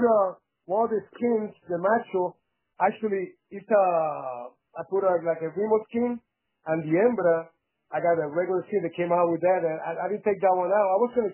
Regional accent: Puerto Rico; moved away; also born or lived in Las Vegas; I grew up in Puerto Rico

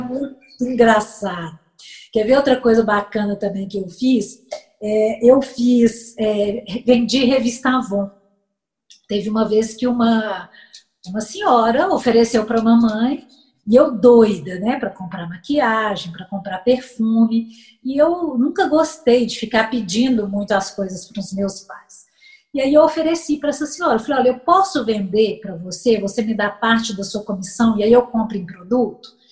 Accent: Belo Horizonte, Minas Gerais, Brazil; eu sou natural de Belo Horizonte

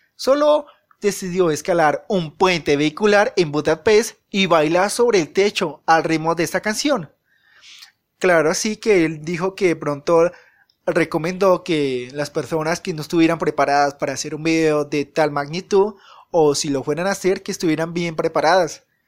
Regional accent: Colombia; en mi país, que vivo en Colombia

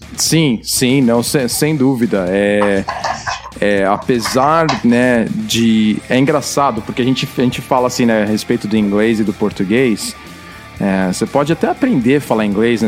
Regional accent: Brazil; now in Vancouver area, Canada; tava crescendo no Brasil

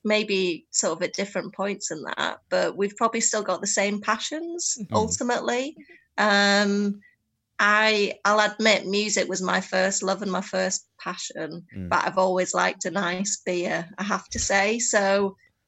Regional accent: the Northeast, North East England, United Kingdom; moved away as an adult; also born or lived in Leeds; growing up in the Northeast, you basically drank brown ale, Newcastle brown ale

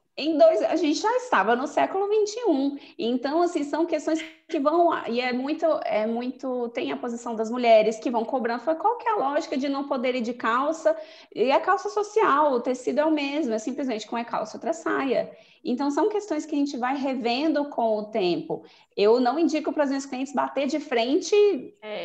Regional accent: Brasília, Federal District, Brazil; also born or lived in Goiânia; Eu, eu nasci em Goiânia, mas eu cresci aqui em Brasília, acho que eu vim morar pra, aqui uns cinco anos, então eu me considero muito mais daqui do que de Goiânia

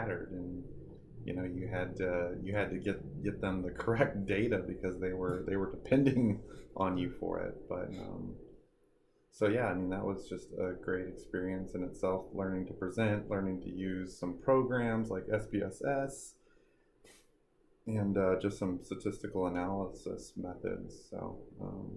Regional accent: Carbondale, Illinois, United States; I'm from Carbondale, Illinois, which is way down south

